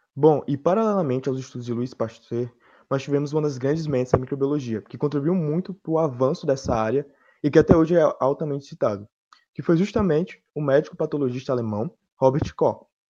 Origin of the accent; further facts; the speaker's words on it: Petrolina, Pernambuco, Brazil; de Petrolina